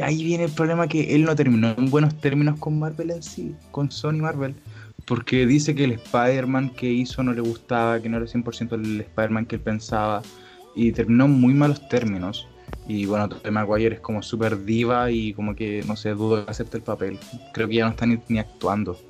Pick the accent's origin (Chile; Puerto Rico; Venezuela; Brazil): Chile; yo soy chileno